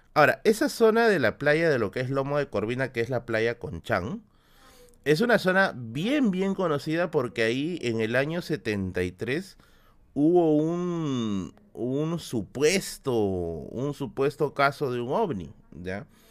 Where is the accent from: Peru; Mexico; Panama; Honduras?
Peru; Lima; cuando era niño acá en Villa El Salvador.